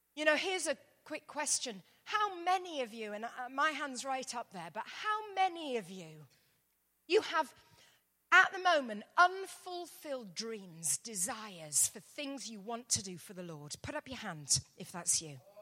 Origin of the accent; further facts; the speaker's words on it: London, United Kingdom; I'm from London, England, as you can probably hear